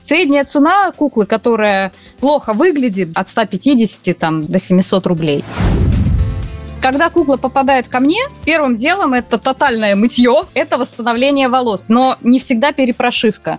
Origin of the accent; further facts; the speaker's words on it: Murmansk Oblast, Russia; now in Voronezh, Russia; Я родилась э, в Мурманской области, переехала 18 лет назад в Воронеж